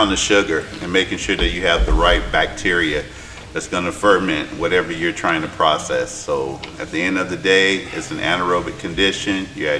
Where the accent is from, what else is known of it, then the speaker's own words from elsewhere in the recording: Alabama, United States; I'm from the South, born and raised Alabama.